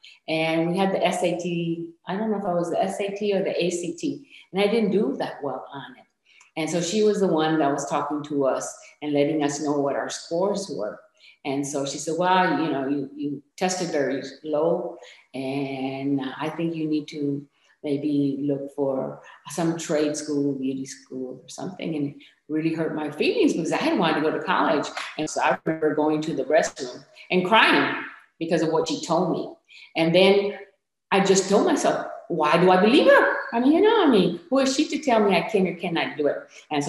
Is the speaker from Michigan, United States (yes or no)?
yes; Michigan, United States; English is a second language; also born or lived in Puerto Rico; I was about 4.5 years old when I came from Puerto Rico to Michigan. And we came to Michigan because my aunt had moved to Michigan.